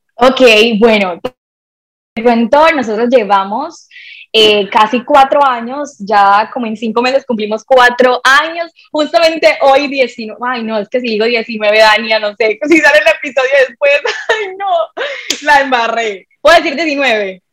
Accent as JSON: {"language": "Spanish", "country": "Colombia", "tie": "born or raised there", "also_born_or_lived": "Barranquilla", "said": "yo nací en una isla de Colombia, ambos, somos colombianos"}